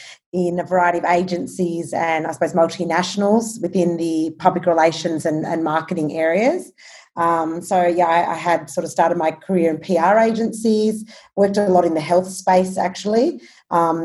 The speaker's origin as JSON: {"language": "English", "town": "Albury", "region": "New South Wales", "country": "Australia", "tie": "born or raised there", "also_born_or_lived": "Sydney", "moved": "as an adult", "said": "I grew up in Albury, Wodonga. I'm a country girl."}